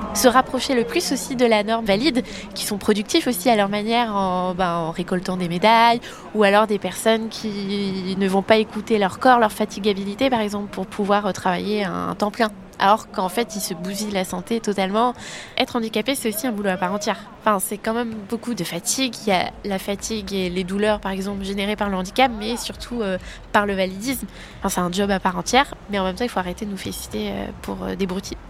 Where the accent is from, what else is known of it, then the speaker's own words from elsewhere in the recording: Brest, Brittany, France; j'ai grandi à Brest